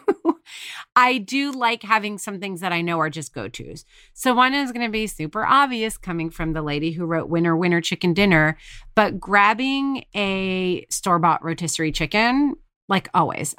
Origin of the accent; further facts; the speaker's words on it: New York, United States; we're from New York